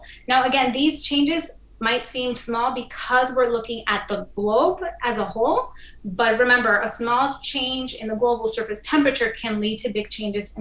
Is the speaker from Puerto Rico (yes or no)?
yes; Puerto Rico; moved away; I'm originally from the Caribbean island of Puerto Rico